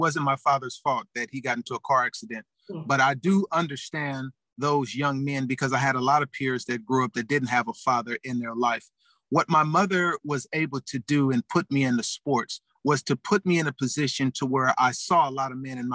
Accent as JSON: {"language": "English", "town": "Los Angeles", "region": "California", "country": "United States", "tie": "born or raised there", "said": "born and raised in Los Angeles, California, in the United States"}